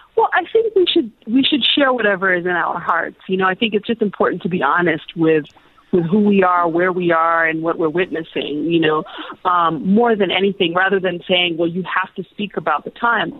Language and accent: English; Illinois, United States; also born or lived in Zambia; growing up, we grew up in a in a small kind of college town. My father was a professor at a university in, in Illinois